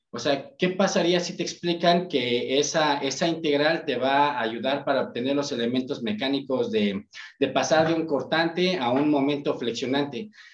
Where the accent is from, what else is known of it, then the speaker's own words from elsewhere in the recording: Ecatepec, State of Mexico, Mexico; yo soy de Catepec